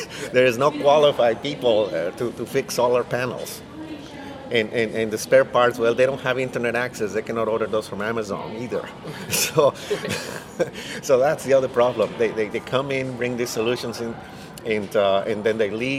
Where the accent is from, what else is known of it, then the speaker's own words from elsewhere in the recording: Mexico; moved away as an adult; now in United States; I was born in Mexico, first of all. I arrived in the U.S. several years ago, but obviously my entire family still lives in Mexico